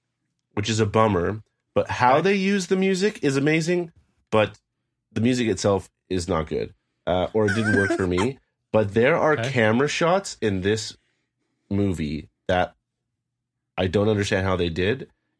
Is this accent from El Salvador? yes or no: no; Canada; Canadians, we can relate.